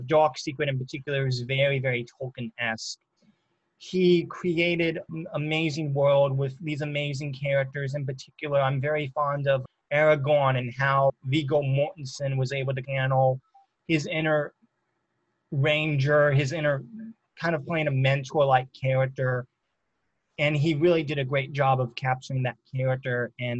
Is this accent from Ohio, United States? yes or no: no; Augusta, Georgia, United States; I am 23 years old, and I am from Augusta, Georgia.